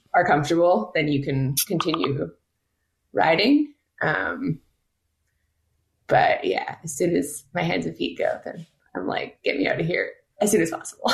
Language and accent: English; Quebec, Canada; growing up in Quebec, cross-country skiing